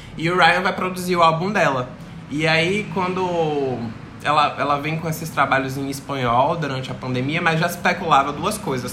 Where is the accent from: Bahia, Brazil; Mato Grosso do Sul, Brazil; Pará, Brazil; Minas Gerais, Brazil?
Bahia, Brazil; Salvador; eu, como baiano, que nunca pisei no Rio de Janeiro